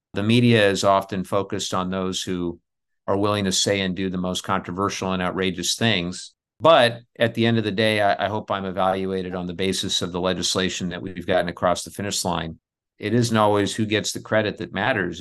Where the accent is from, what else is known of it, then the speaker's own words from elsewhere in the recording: Southern California, United States; where I grew up in Southern California. We grew up in the era of the smog alerts